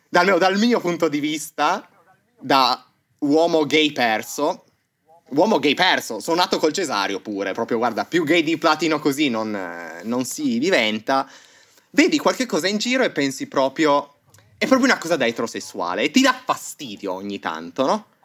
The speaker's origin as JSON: {"language": "Italian", "town": "Turin", "region": "Piedmont", "country": "Italy", "moved": "as an adult", "lives_now": "Berlin, Germany", "said": "sono un ragazzo di 24 anni di Torino Adesso abito però a Berlino, trapiantato"}